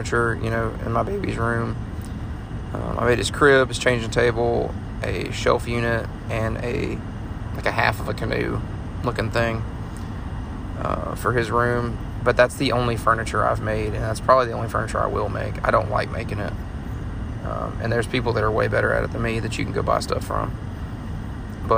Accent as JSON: {"language": "English", "town": "Montgomery", "region": "Alabama", "country": "United States", "tie": "born or raised there", "said": "I'm from Alabama. I was born and raised in Montgomery. I was there for 20 years"}